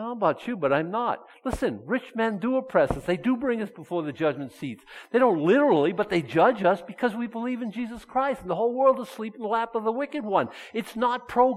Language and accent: English; Boston, Massachusetts, United States; moved away; I was brought up in Boston.